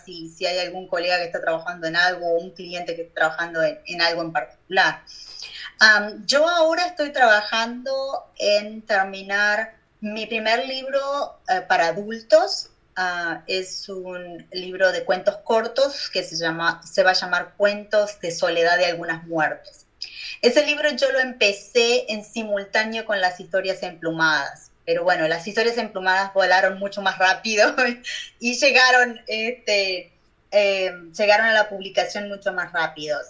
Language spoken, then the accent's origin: Spanish; Uruguay; moved away as an adult; now in United States; en mi país